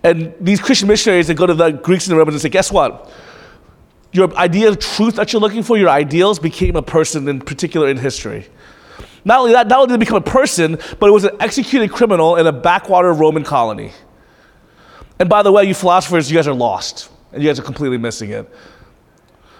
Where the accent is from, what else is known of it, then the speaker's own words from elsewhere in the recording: United States; for most of us who grew up in America